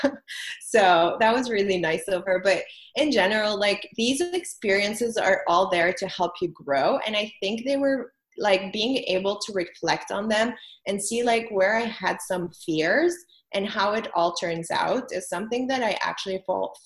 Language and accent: English; Lebanon; moved away as an adult; also born or lived in France; now in United States; I'm originally from Lebanon. So I was born and raised in Lebanon. I moved from there when I was 21